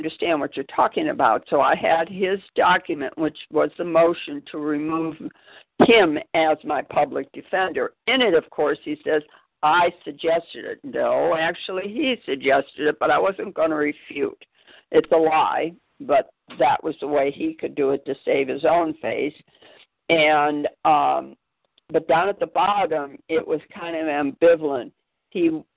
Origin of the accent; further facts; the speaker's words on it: Spartanburg, South Carolina, United States; I'm from Spartanburg, which is a half hour away